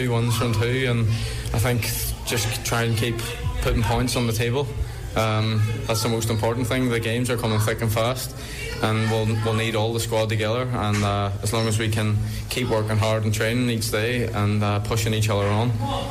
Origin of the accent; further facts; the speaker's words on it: Derry, Northern Ireland, United Kingdom; obviously it's my hometown club.